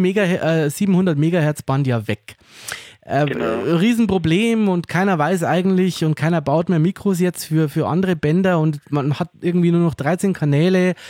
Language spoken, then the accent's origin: German; Germany; bei uns in Deutschland